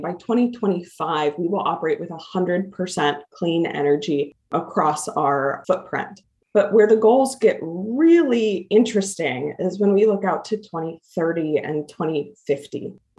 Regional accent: Midwest, United States; You know, I come from the Midwest, and service to community and service to others have just been tenets of how I have grown up.

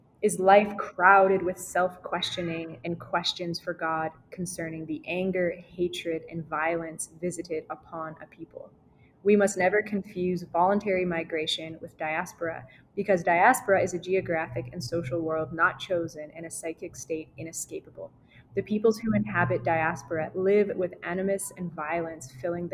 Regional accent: Canada; Me as a Canadian citizen who comes from like land-owning parents

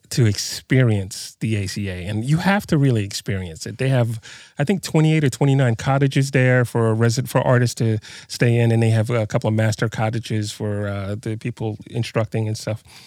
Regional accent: New York City, New York, United States; moved away; also born or lived in New Mexico; I'm from Brooklyn originally

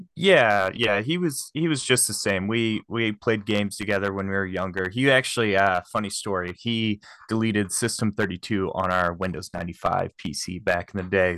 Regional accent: Shelbyville, Illinois, United States; also born or lived in Kansas City; I am from Shelbyville, Illinois, and we have a Great Lake here

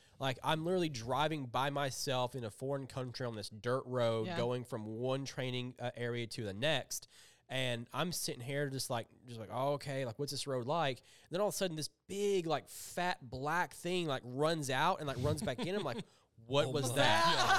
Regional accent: Kentucky, United States; I'm from Kentucky

